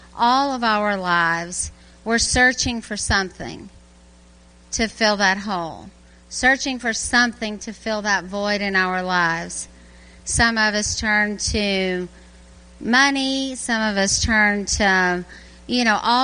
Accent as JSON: {"language": "English", "region": "Louisiana", "country": "United States", "tie": "born or raised there", "also_born_or_lived": "Birmingham, Alabama", "moved": "as an adult", "lives_now": "Garrison, New York, United States", "said": "I'm from Louisiana. I was born and raised there, but then I worked in Birmingham, Alabama for 22 years"}